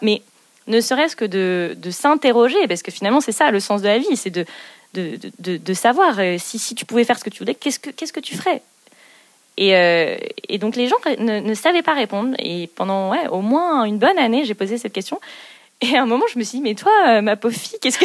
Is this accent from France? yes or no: yes; Zuydcoote, Hauts-de-France, France; moved away; also born or lived in Canada; j'ai eu la chance de grandir près de la mer. Moi, je viens du, nord de la France, du grand nord de la France, puisque je suis née à Zuidcote, un petit village au nord de Dunkerque